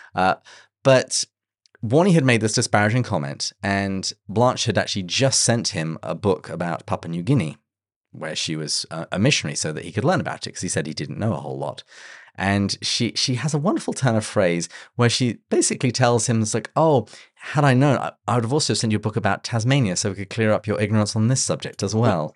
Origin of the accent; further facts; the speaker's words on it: England, United Kingdom; now in San Diego, United States; as we English people like to say